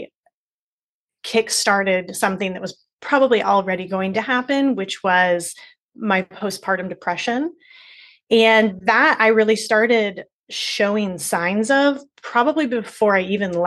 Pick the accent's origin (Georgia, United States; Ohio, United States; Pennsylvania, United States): Ohio, United States; Cincinnati; I'm from Cincinnati